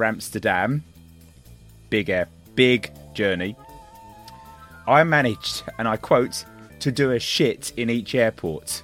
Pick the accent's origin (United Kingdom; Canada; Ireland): Ireland; Speaking as an Irishman